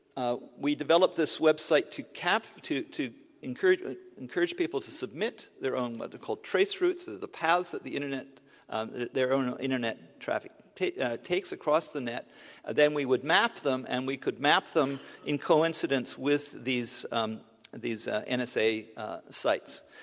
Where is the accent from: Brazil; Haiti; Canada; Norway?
Canada; I'm a Canadian